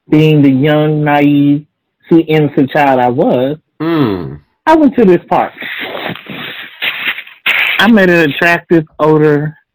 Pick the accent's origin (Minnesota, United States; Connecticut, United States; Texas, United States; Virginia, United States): Texas, United States; Killeen; was in Killeen, my my hometown.